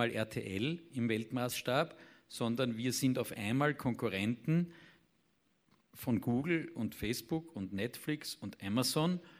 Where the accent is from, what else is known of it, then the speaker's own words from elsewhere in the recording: Austria; Und das wiederum nicht nur äh, als Österreicher oder als ORF, sondern in europäischen Verbünden.